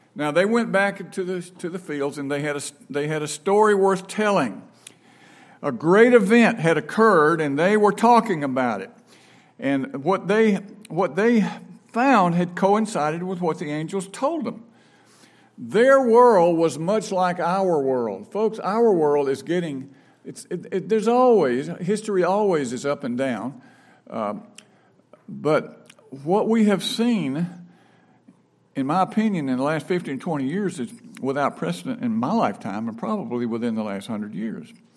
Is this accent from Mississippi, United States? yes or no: yes; Brandon, Mississippi, United States; also born or lived in Franklin, Tennessee / Rock Hill, South Carolina; now in Raymond, United States; I grew up in Brandon